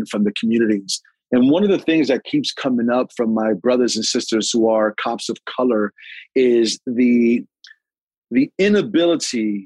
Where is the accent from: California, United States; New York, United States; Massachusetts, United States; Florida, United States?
New York, United States; New York City; When I grew up in Sunset Park, I never saw a black fireman